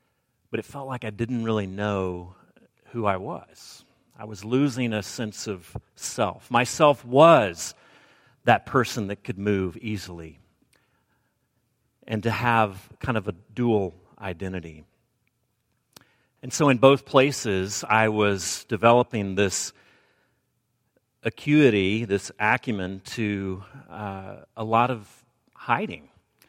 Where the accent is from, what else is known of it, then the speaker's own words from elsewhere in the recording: Alabama, United States; accent: Southern; now in US West Coast; I've pretty much jettisoned my Southern accent, though it does come out from time to time, and I'll drop a fixin' to into the sermon, or maybe a mic hood, and you'll realize where my roots lie. I did grow up in Alabama